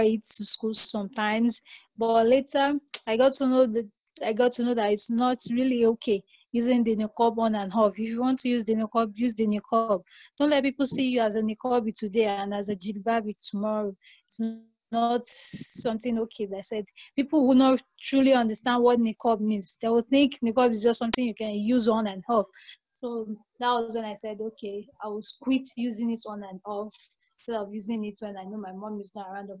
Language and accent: English; Nigeria; I'm from Nigeria